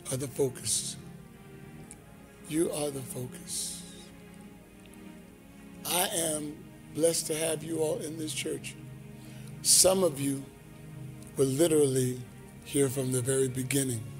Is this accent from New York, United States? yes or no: yes; The Bronx, New York, United States; I'm from Queens, I'm from Queens. No, I'm the Bronx. I'm from the Bronx, I'm from the Bronx.